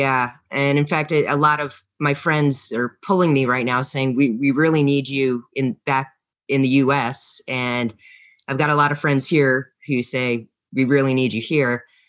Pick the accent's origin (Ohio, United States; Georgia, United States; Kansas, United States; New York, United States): New York, United States; born there; also born or lived in Vermont / Massachusetts / Louisiana / New Mexico; I'm from the United States. I lived all over the United States. I've lived in Vermont. I've lived in Cape Cod, Massachusetts. I was born in the Appalachia region of upstate New York.